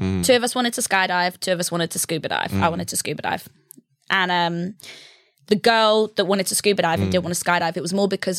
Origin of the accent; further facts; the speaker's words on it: Stevenage, East of England, United Kingdom; moved away as an adult; Grew up in Stevenage, yeah.